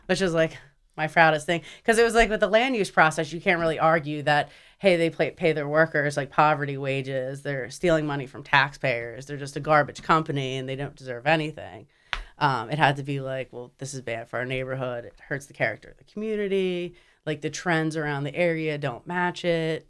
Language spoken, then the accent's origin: English; Wilmington, Delaware, United States; also born or lived in Newport, Delaware; I'm from here, born and raised in Delaware, um, Wilmington General